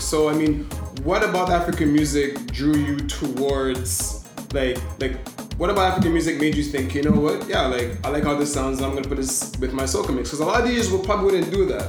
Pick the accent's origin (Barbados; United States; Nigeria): Barbados; we're from Barbados